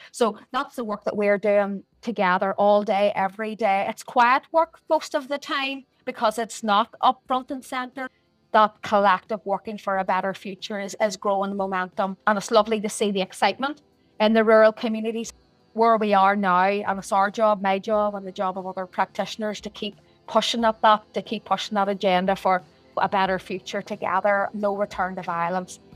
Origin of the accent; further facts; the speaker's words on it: Portadown, Northern Ireland, United Kingdom; I was born and reared in Portadown